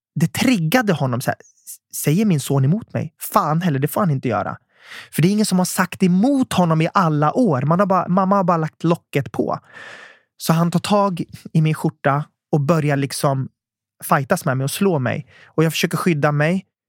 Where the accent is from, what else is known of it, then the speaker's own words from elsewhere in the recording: Södertälje, Stockholm County, Sweden; jag växte upp i Södertälje